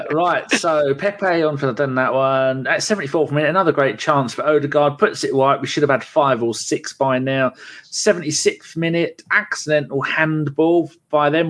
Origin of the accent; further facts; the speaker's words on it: Ipswich, East of England, United Kingdom; I supported Arsenal since 85, but my hometown club of Ipswich being a close second.